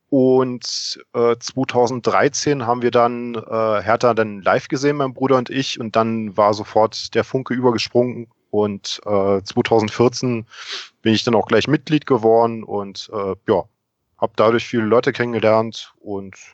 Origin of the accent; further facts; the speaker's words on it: Berlin, Germany; now in Munich, Germany; Ja, äh, ich bin geboren in Berlin, bin dort in Steglitz groß geworden